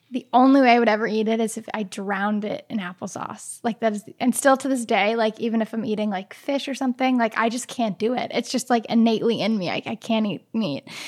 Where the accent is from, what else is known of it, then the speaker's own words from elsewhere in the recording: New England, United States; See, when I grew up in New England, so we are like avid